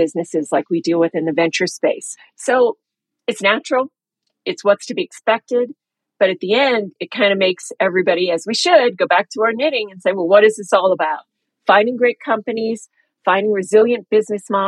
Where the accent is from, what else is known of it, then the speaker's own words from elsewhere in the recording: New York, United States; moved away as an adult; also born or lived in London / Singapore; I grew up in New York